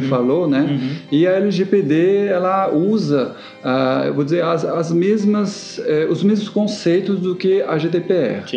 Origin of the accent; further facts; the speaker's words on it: France; accent: French; Portuguese is a second language; now in Brazil; eu sou francês. Então, é, eu venho da França, já faz bastante tempo que estou aqui no Brasil, né? Mesmo assim, não perdi o sotaque